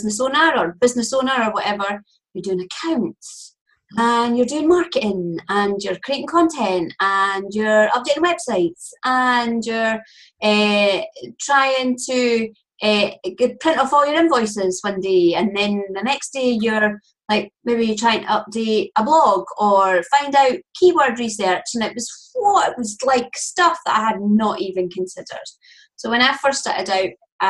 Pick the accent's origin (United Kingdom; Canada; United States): United Kingdom; Scotland; accent: Scottish; I am Scottish. You can hear that straight away